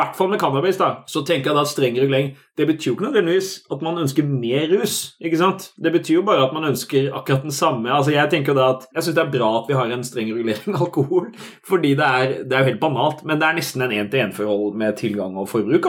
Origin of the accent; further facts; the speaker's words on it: Sørlandet, Southern Norway, Norway; now in Oslo, Norway; I oppveksten på Sørlandet